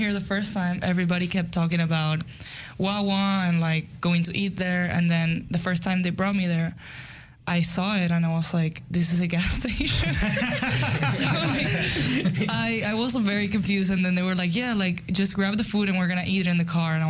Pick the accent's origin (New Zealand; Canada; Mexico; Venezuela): Venezuela; moved away; I am from Venezuela